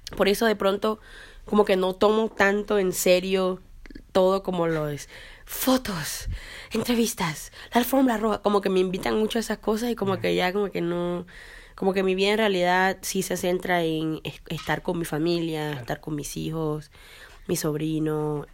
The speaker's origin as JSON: {"language": "Spanish", "country": "Colombia", "moved": "as an adult", "lives_now": "Canada", "said": "Soy colombiana, pero no vivo en Sudamérica."}